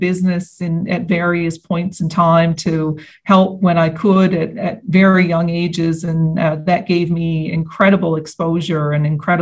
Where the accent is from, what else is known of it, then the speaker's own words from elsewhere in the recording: St. Anthony, Newfoundland and Labrador, Canada; I was born and raised in St. Anthony, Newfoundland, and Labrador on the northern coast.